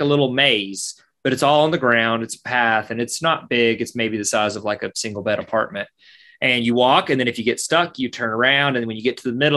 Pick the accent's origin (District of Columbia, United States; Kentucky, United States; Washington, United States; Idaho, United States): Kentucky, United States; I'm from Kentucky